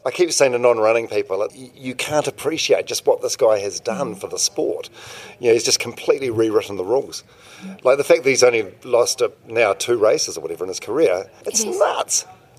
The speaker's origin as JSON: {"language": "English", "country": "New Zealand", "said": "I'm from New Zealand"}